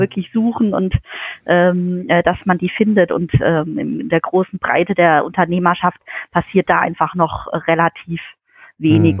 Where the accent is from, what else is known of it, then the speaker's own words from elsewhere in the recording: Kraichgau, Baden-Württemberg, Germany; komme aus dem schönen Greichgau, äh, aus dem kleinen Örtchen Wiesloch oder auch Schaffhausen, das ist so mein, mein Heimatort, äh, wo ich 20 Jahre meines Lebens verbracht